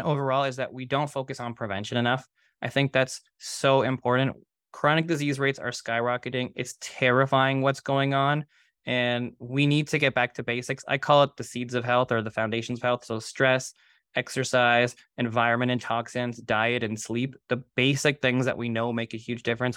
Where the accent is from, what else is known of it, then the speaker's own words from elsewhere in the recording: Toronto, Ontario, Canada; I grew up in Toronto.